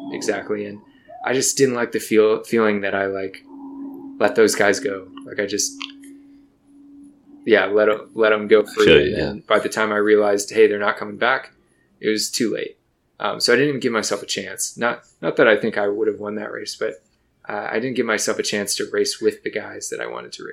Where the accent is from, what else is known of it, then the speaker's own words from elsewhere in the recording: Michigan, United States; moved away; I grew up in Michigan